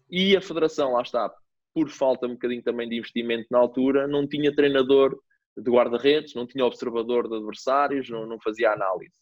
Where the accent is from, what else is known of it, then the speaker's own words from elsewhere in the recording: Mortágua, Centro, Portugal; also born or lived in Viseu / India; comecei aqui na, na, na vila onde, onde, eu cresci, no Mortágua Futebol Clube